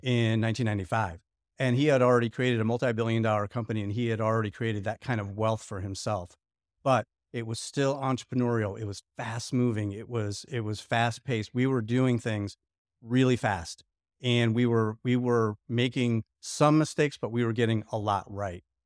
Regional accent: Lockport, Illinois, United States; moved away as an adult; also born or lived in Chicago; now in Indianapolis, United States; I grew up in a small town outside of Chicago called Lockport, Illinois.

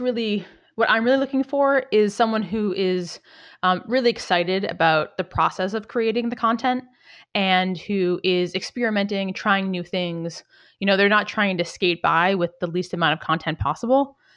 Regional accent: outside Boston, Massachusetts, United States; I grew up outside Boston

